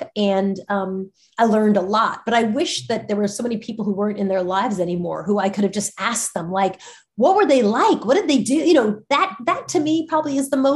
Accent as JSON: {"language": "English", "region": "New York", "country": "United States", "said": "I'm a New Yorker"}